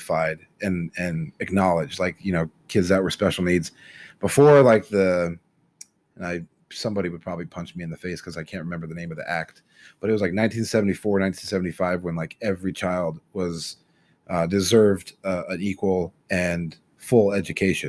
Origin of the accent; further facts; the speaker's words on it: United States; as Americans and as American society